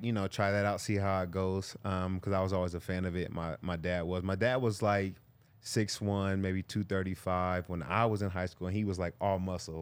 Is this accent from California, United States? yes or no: yes; California, United States; I'm from California